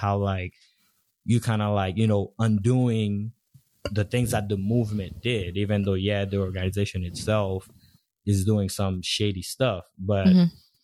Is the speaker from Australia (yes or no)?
no; Haiti; moved away; growing up in Haiti, being in like an all black environment country